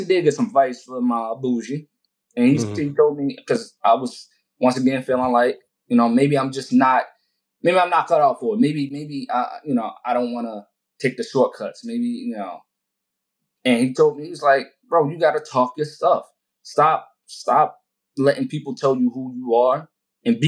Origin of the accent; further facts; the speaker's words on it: Baltimore, Maryland, United States; I'm from Baltimore.